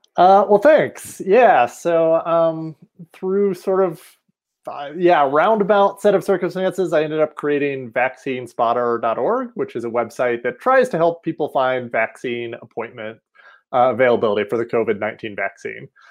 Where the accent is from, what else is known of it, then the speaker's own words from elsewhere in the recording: outside of Asheville, Western North Carolina, United States; moved away as an adult; also born or lived in Rochester, New York; now in Colorado, United States; I'm originally from Western North Carolina. Um, so up in the mountains of North Carolina outside of Asheville.